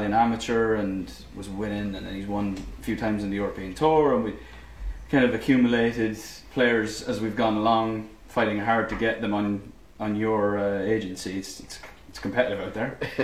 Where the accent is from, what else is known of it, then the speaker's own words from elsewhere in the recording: Ireland; moved away; being Irish. I mean, just growing up in the island